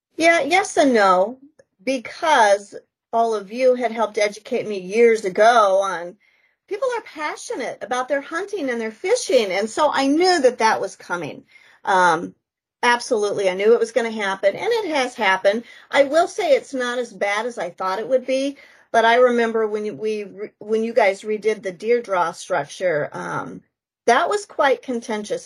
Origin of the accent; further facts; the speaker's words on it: Wyoming, United States; moved away as an adult; also born or lived in South Dakota; now in Vermillion, United States; I grew up in Wyoming, kind of the mountains of Wyoming, born and raised there